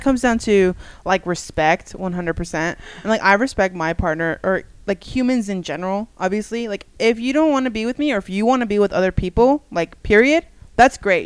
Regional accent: United States; I also was born and raised in the United States

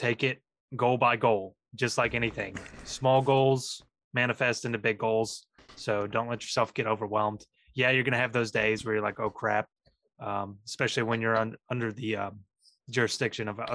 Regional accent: Texas, United States; moved away; I'm from Texas. I'm used to being like sweating

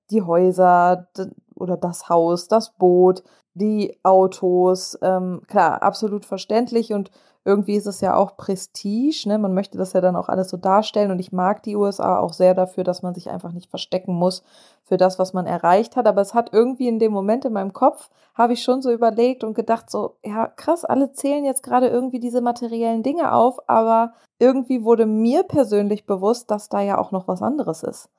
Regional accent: Germany; accent: German; moved away as an adult; now in United States; diesen deutschen Akzent loswerden

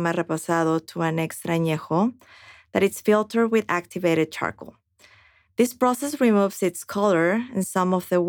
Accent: Mexico; moved away; You probably noticed my lovely accent already. Yes, I'm from Mexico.

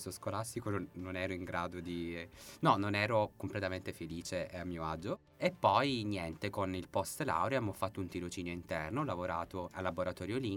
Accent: Reggio Calabria, Calabria, Italy; now in Padua, Italy; Di Reggio Calabria.

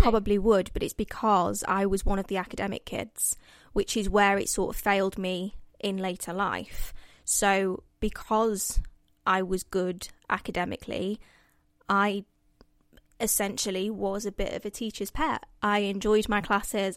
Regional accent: Mansfield, East Midlands, United Kingdom; moved away as an adult; now in London, United Kingdom; Mansfield. It's my hometown

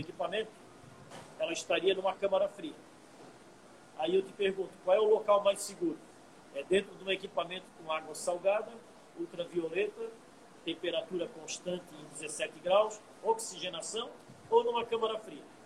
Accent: Brazil; nós nós, como brasileiros

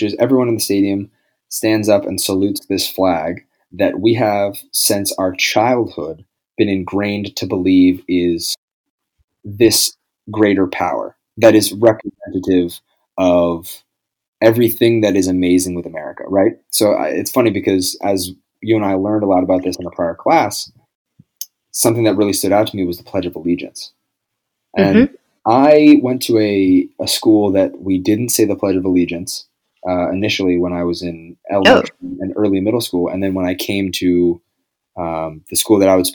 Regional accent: Maine, United States; I'm from Maine.

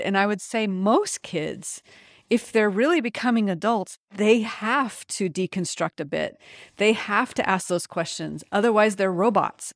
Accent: United States; also born or lived in France; as an American

